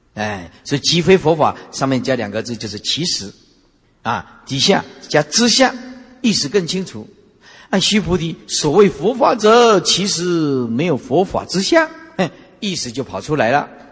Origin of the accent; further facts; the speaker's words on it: Taiwan; 哪一个国会打得像我们台湾这么凶的啊